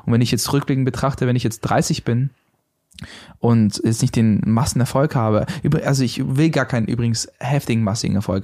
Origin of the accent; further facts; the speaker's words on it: Berlin, Germany; ich komme aus der Gegend, also ja. Reinickendorf.